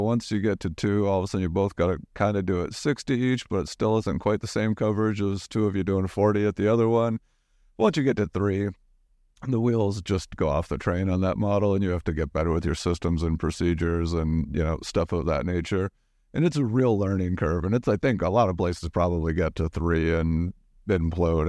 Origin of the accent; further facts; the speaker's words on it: Omaha, Nebraska, United States; now in New York, United States; my hometown